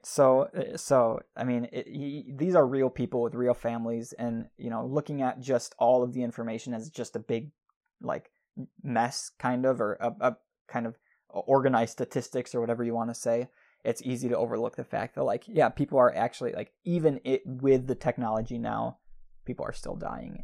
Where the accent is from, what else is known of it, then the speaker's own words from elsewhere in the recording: Midwest, United States; we grew up in the Midwest